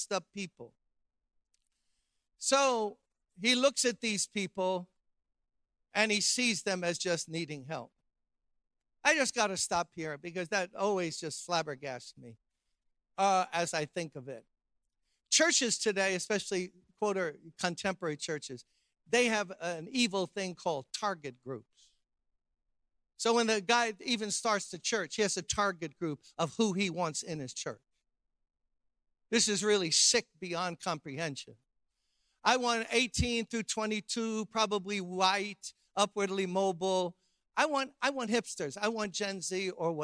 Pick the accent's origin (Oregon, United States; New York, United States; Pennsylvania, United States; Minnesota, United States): New York, United States; New York City; I grew up middle class in Brooklyn, New York